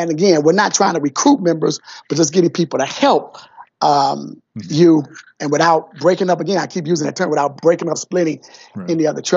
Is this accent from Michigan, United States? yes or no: yes; Detroit, Michigan, United States; also born or lived in Atlanta, Georgia; I'm from Detroit, and I grew up in Detroit, went to public schools here in Detroit